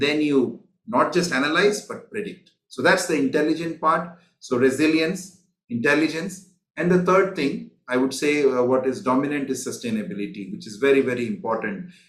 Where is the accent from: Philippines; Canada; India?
India; now in Singapore; I'm originally from India